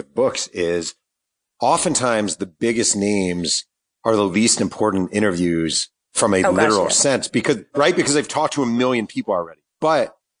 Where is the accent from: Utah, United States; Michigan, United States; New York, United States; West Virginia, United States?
New York, United States; I'm from New York. And when I was growing up in New York